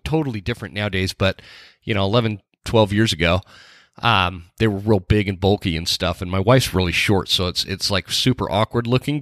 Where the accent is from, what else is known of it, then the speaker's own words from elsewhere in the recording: Utah, United States; also born or lived in North Carolina; I grew up in Utah